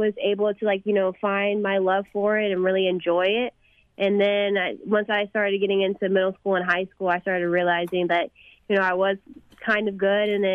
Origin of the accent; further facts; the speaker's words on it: McKinney, Texas, United States; my hometown of McKinney.